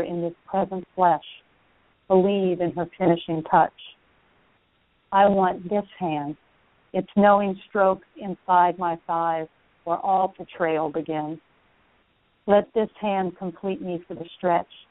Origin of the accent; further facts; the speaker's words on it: South Louisiana, United States; moved away as an adult; now in Houston, United States; the Cajun area I grew up in is almost entirely Catholic